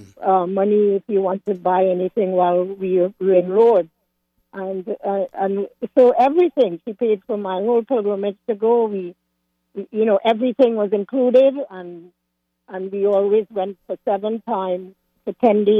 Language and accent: English; Trinidad & Tobago; also born or lived in Washington area, United States; now in Washington, United States; originally I'm from Trinidad